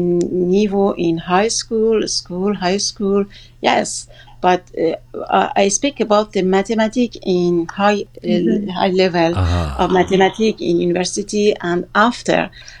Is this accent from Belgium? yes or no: no; Gilan, Iran; English is a second language; north of Iran, where I am from, is Gilan